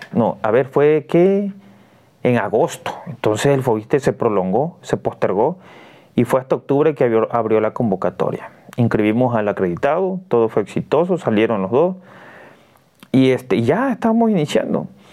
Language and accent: Spanish; Cunduacán, Tabasco, Mexico; yo soy de Cunduacán, Tabasco